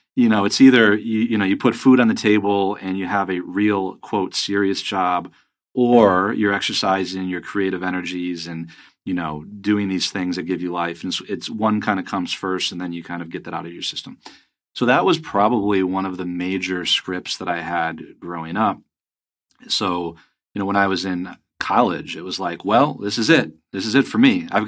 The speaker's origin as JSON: {"language": "English", "town": "Grand Rapids", "region": "Michigan", "country": "United States", "tie": "born or raised there", "also_born_or_lived": "Hong Kong / Los Angeles / New York / Las Vegas", "moved": "yes", "said": "I grew up in Grand Rapids, Michigan, and to a truck driver dad and an artist mom."}